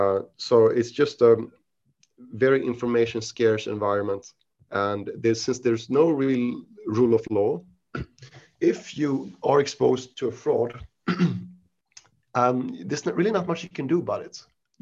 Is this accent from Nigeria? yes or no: no; Sweden; English is a second language; moved away as an adult; also born or lived in Switzerland / United Kingdom; now in Asia; I consider myself Swedish because my parents are Swedish. But I was born in Switzerland outside of Geneva to Swedish parents. I moved to Sweden when I was 6 years old and I studied there, you know, for most of my education.